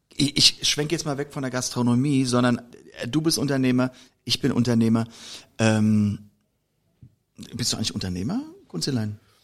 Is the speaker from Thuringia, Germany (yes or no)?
no; Koblenz, Rhineland-Palatinate, Germany; ich komme nur aus Koblenz